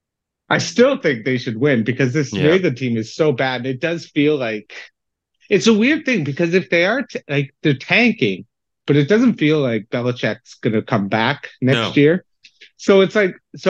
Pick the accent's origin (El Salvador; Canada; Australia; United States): Canada; now in London, United Kingdom; sucked the Canadian-ness out of me